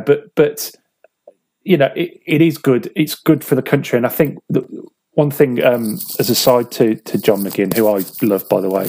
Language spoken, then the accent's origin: English; England, United Kingdom; as English people, we carry a certain amount of ingrained guilt towards our British counterparts